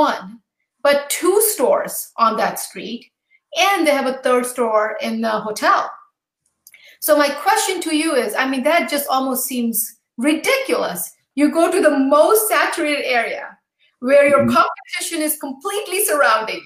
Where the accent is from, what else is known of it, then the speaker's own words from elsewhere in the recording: U.S. Virgin Islands; moved away; also born or lived in New Jersey; I grew up in St. Thomas